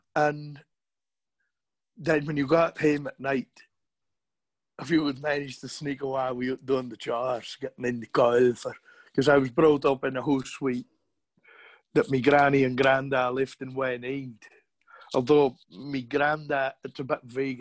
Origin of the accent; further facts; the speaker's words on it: Hamnavoe, Scotland, United Kingdom; accent: broad Shetland; I was born in 1962 in Hamnavoe, Shetland.